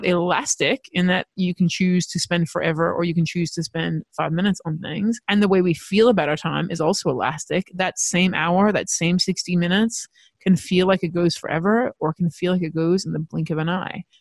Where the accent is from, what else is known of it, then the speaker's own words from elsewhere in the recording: United States; now in Australia; I grew up in America